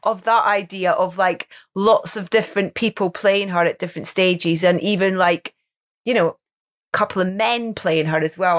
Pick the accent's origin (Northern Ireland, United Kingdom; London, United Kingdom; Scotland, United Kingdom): Scotland, United Kingdom; Anstruther; my hometown of Anstruther